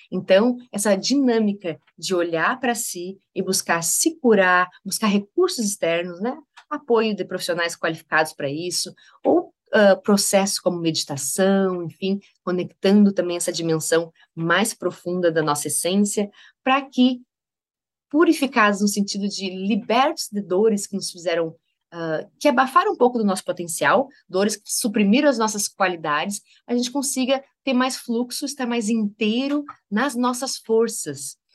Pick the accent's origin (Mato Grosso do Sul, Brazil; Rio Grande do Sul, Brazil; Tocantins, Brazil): Rio Grande do Sul, Brazil; born there; also born or lived in Maranhão / Bahia / Rio de Janeiro; now in Santa Catarina, Brazil; Nasci no Rio Grande do Sul, morei no Maranhão, morei na Bahia, morei no Rio de Janeiro, agora moro em Santa Catarina e Daqui a pouco tempo estarei morando em São Paulo